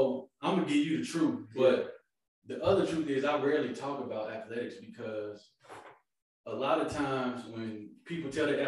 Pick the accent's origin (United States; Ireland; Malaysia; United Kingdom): United States; Killeen, Texas; also born or lived in Kansas; Like Kerry said, I'm from Killeen, just like he is.